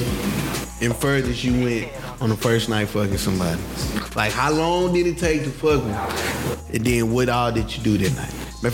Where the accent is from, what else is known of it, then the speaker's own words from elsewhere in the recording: the South, United States; I'm from the South.